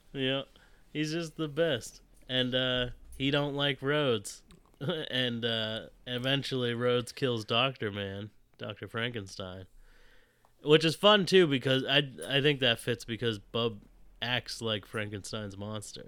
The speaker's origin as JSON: {"language": "English", "town": "Fort Myers", "region": "Florida", "country": "United States", "tie": "born or raised there", "said": "I was born in Fort Myers"}